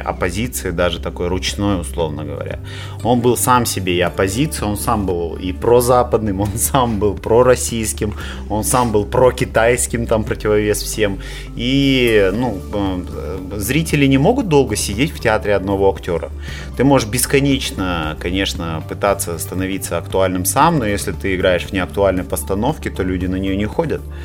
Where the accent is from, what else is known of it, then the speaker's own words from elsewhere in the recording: Kazakhstan; мы страна лоскутное одеяло